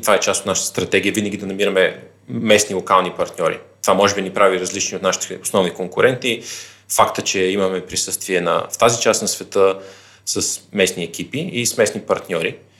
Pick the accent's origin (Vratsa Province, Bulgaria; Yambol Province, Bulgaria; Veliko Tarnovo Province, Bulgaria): Vratsa Province, Bulgaria; Vratsa; moved away as an adult; also born or lived in Sofia; Аз родно съм от Враца, където съм и завършил средното си образование